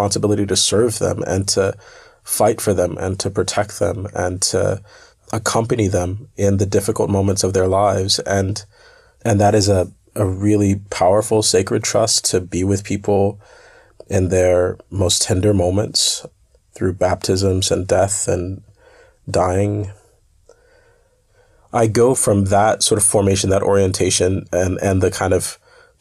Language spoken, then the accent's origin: English; United States; I come from the United States and I was raised by parents who integrated their public schools during the Black-led freedom struggles in the United States